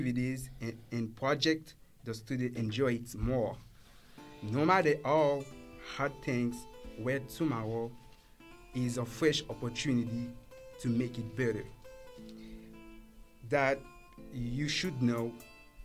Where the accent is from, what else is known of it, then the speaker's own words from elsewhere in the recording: Haiti; first language Haitian Creole; English is a second language; I grew up speaking my mother tongue, which is Creole, and being Haitian.